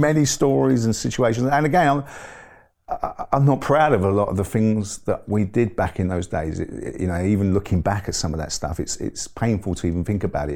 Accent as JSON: {"language": "English", "region": "London", "country": "United Kingdom", "tie": "born or raised there", "also_born_or_lived": "Forest Gate / Ilford", "said": "was born in East London. I grew up in an area called Forest Gate, and, um, and then we moved to, uh, a little way out to Ilford. So it was all sort of East London as a young man"}